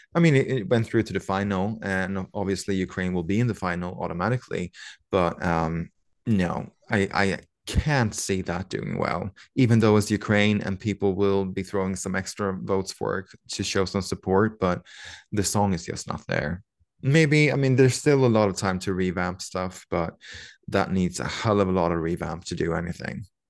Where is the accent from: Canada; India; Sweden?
Sweden; we are from Sweden